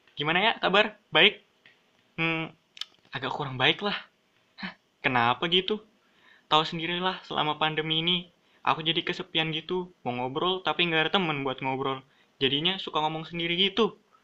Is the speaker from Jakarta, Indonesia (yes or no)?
no; Balikpapan, East Kalimantan, Indonesia; kalau sebagai orang Balikpapan, cukup berpengalaman lah. Aku sudah ngerasain tiga daerah yang punya budaya berbeda-beda. Aku S D di Balikpapan